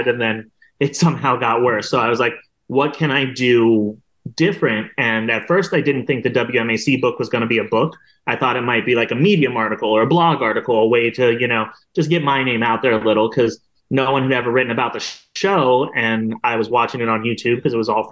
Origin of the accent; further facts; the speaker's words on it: Columbus, Ohio, United States; I'm from Columbus